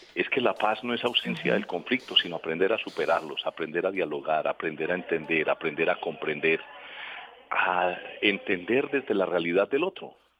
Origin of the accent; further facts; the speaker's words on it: Colombia; nosotros como colombianos